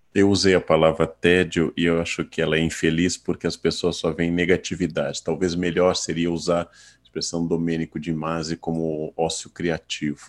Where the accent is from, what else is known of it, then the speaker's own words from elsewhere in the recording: Rio Grande do Sul, Brazil; meu estado natal